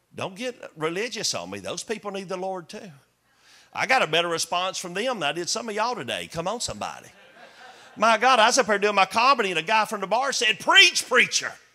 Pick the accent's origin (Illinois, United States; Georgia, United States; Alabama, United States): Georgia, United States; Chickamauga; Chickamauga, Georgia, my hometown